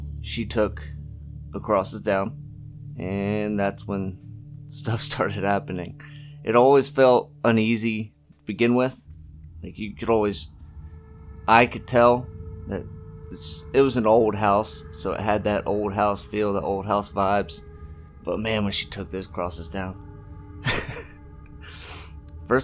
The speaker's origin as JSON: {"language": "English", "town": "York", "region": "Pennsylvania", "country": "United States", "said": "I'm from York, Pennsylvania."}